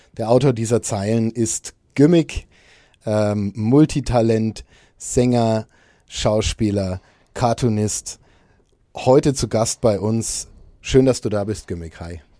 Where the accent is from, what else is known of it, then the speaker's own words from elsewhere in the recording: Nuremberg, Bavaria, Germany; diese Stadt, aus der wir beide kommen